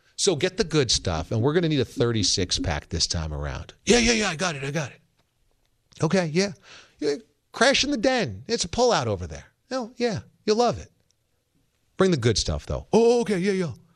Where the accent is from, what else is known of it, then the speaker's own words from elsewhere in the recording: New York, United States; I'm from New York